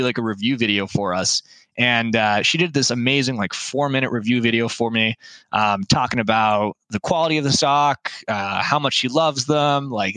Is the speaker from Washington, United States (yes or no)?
yes; Lake Stevens, Washington, United States; now in Bellingham, United States; a mountain that's close to my hometown, Lake Stevens. And it was the mountain that I grew up hiking on